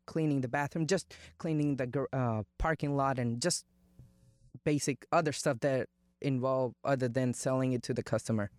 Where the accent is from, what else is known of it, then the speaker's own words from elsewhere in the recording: India; English is a second language; moved away as an adult; now in United States; I was born in India, grew up in India, and I moved to America when I turned 19